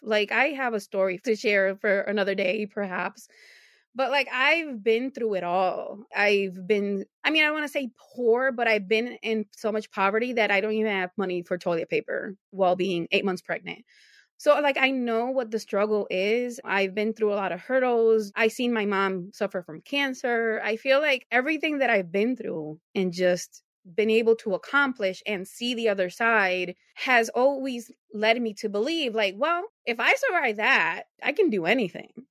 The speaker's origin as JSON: {"language": "English", "country": "Puerto Rico", "tie": "born or raised there", "also_born_or_lived": "New Jersey, United States", "moved": "as an adult", "lives_now": "Buffalo, United States", "said": "I moved to Puerto Rico at seven years old. I grew up there until I was 29."}